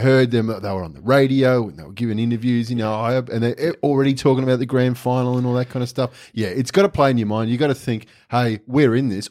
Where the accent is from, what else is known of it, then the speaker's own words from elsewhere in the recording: Australia; I'm an Australian